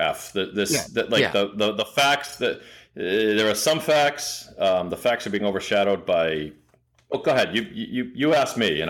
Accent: Boston, Massachusetts, United States; I'm a bitter Boston guy.

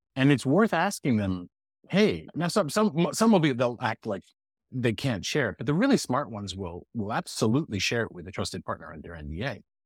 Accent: Montreal, Quebec, Canada; now in Boston, United States; I was born in Montreal

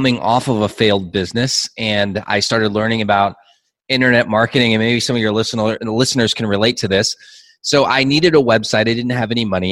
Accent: Southern California, United States; now in Mexico; I'm from Southern California, so we use dude like every other word.

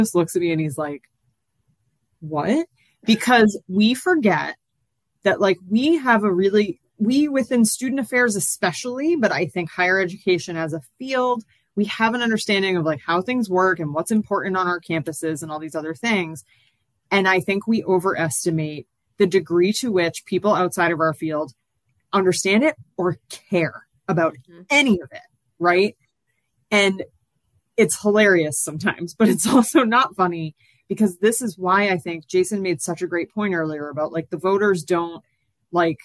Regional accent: Massachusetts, United States; I'm from Massachusetts originally

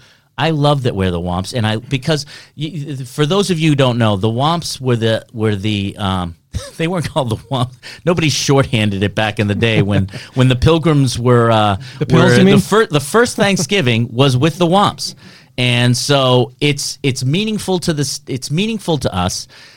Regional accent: Braintree, Massachusetts, United States; You and I grew up in a town where we're Braintree Wamps.

